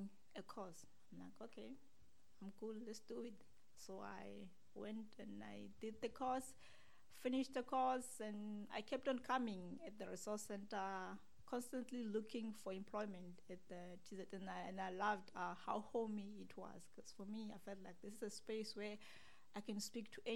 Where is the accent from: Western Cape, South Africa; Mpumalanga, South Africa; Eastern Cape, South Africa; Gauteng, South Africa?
Mpumalanga, South Africa; Siyabuswa; also born or lived in Muizenberg, Cape Town; now in Cape Town, South Africa; I'm from Mpumalanga, Siyabuswa, a very nice place.